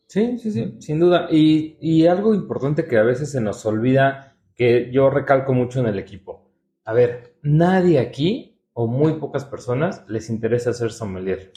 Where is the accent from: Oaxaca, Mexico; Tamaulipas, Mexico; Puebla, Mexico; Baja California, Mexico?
Puebla, Mexico; now in Mexico City, Mexico; nací en Puebla